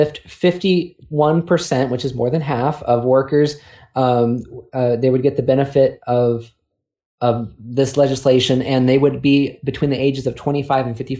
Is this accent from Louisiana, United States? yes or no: no; California, United States; now in South Carolina, United States; growing up in California